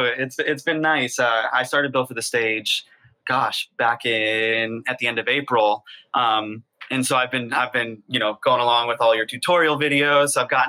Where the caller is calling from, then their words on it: New York City, New York, United States; I am in Harlem, New York City.